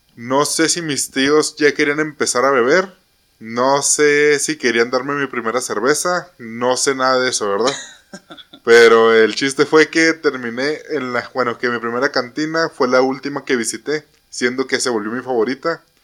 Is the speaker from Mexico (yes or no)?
yes; Mexico; como buenos mexicanos